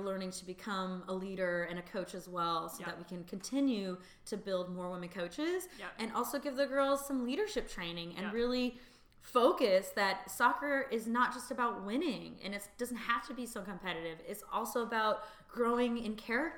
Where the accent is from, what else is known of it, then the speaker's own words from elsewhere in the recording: East Bay, California, United States; now in San Francisco, United States; I'm originally from the East Bay, so I always knew I'd end up back in the Bay Area to be close to my family